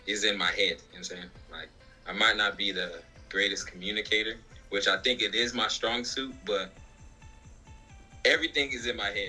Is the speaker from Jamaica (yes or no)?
yes; Jamaica; I'm Jamaican